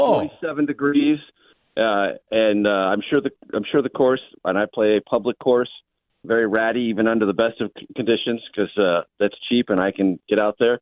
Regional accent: San Diego, California, United States; I grew up in San Diego.

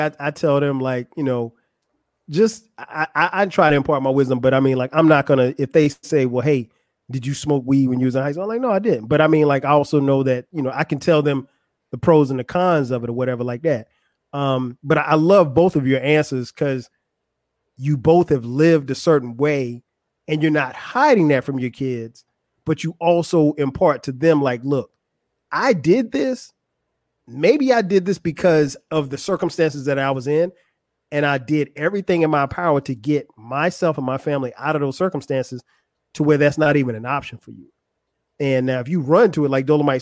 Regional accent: Florence, United States; moved away as an adult; now in Atlanta, United States; I grew up in Florence

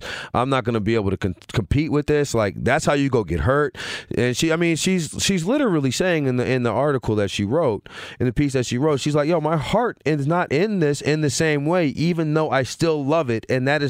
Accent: Louisiana, United States; I just didn't grow up. I grew up in Louisiana. All we watched was football.

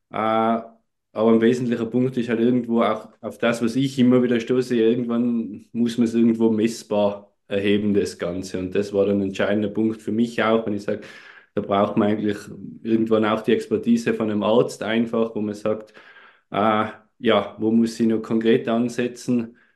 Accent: Tyrol, Austria; Wie man unschwer ein wenig erkennen oder hören kann, komme ich aus Tirol, aus Österreich.

